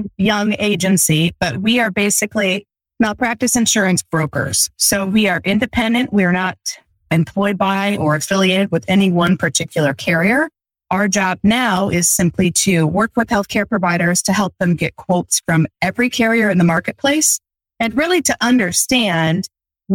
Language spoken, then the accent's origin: English; Fort Wayne, Indiana, United States; right here in my hometown of Fort Wayne, Indiana